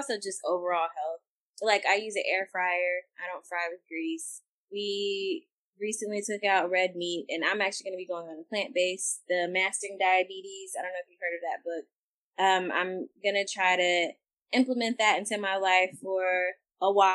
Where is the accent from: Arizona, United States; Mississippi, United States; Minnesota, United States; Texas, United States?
Texas, United States; I'm from the South too, I'm from Texas